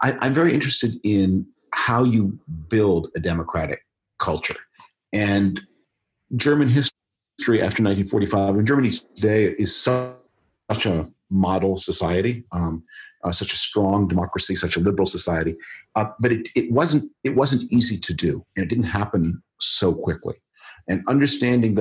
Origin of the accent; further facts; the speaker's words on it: Toronto, Ontario, Canada; moved away; I was born in Toronto. I went to high school there